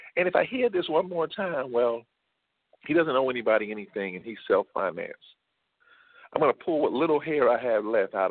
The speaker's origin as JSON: {"language": "English", "town": "Atlanta", "region": "Georgia", "country": "United States", "said": "I'm from Atlanta"}